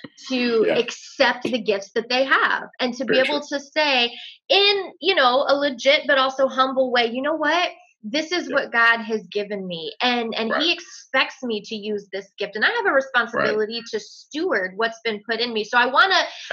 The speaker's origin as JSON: {"language": "English", "area": "Hampton Roads", "region": "Virginia", "country": "United States", "tie": "born or raised there", "moved": "yes", "lives_now": "West Coast, United States", "said": "being the chair sitting in my hometown right now"}